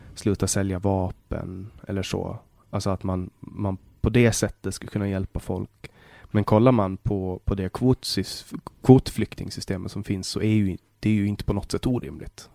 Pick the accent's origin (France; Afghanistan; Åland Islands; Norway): Åland Islands; also born or lived in Sweden